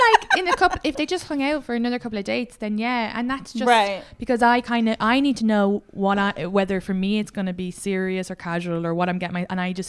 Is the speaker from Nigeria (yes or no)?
no; Ireland; now in United States; as an Irish woman